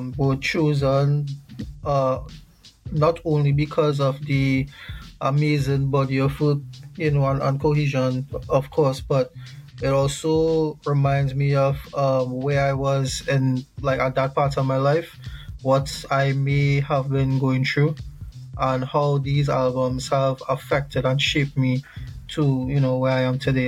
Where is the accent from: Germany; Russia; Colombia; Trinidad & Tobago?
Trinidad & Tobago; also born or lived in Queens, New York; now in New York, United States; I am a Trinidadian born, New York living, rap, hip hop, soul, R&B artist.